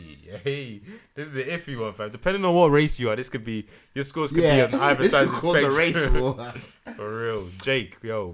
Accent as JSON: {"language": "English", "region": "London", "country": "United Kingdom", "said": "I'm from Newham. I know patois."}